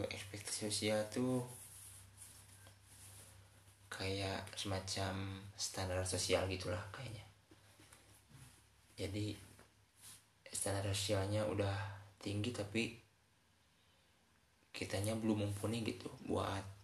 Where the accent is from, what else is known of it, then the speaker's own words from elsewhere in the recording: West Java, Indonesia; emang saya orang Sunda sih jadi susah selepas lah teman.